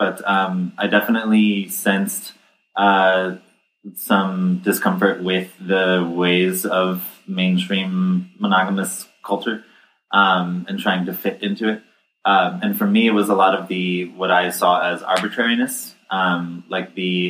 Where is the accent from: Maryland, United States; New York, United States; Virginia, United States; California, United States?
New York, United States; also born or lived in New Jersey; New York and New Jersey.